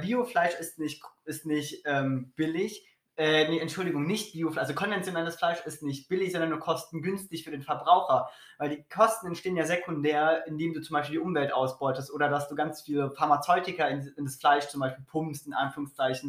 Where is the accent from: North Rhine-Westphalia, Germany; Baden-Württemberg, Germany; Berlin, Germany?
Berlin, Germany; Ich komme aus Berlin.